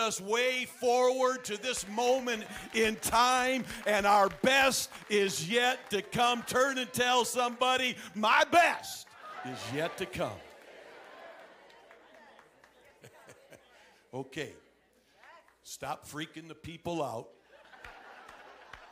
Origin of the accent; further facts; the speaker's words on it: Flint, Michigan, United States; moved away; also born or lived in Ann Arbor, Michigan; I was born and raised in Michigan, born in Ann Arbor.